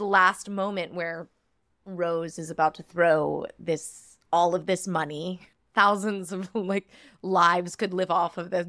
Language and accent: English; United States